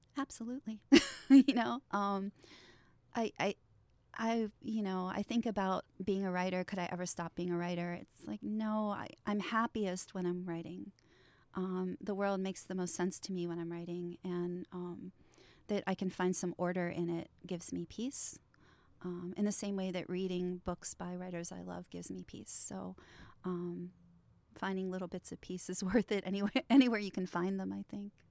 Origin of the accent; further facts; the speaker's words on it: Trafford, Pennsylvania, United States; my hometown of Trafford, which is a, a really, um, you know, it's a, it's an old mill town